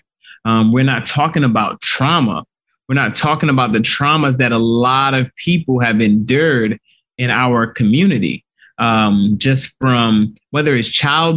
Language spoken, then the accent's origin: English; Nigeria; I'm Nigerian